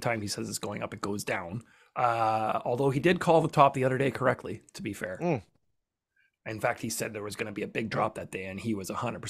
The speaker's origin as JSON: {"language": "English", "region": "Western Canada", "country": "Canada", "accent": "Western Canadian", "said": "I'm Western Canadian, which is a little more neutral of an accent."}